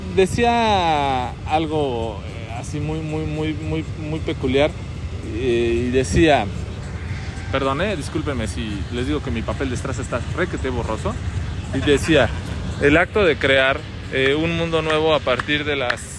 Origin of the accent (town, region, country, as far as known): Mexico